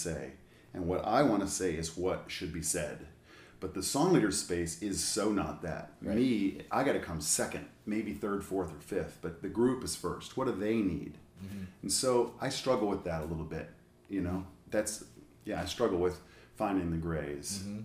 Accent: Indianapolis, Indiana, United States; I was born in Indianapolis, Indiana

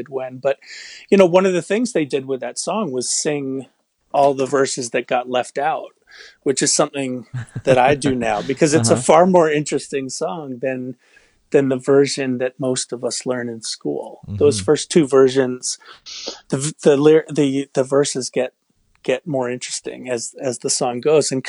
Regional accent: New York, United States; moved away as an adult; now in Melrose, United States; I grew up in New York, but I've been up in the Boston

